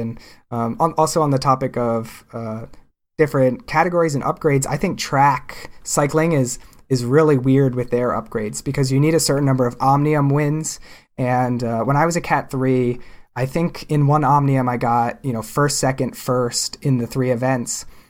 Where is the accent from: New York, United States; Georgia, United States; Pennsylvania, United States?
Pennsylvania, United States; growing up in Pennsylvania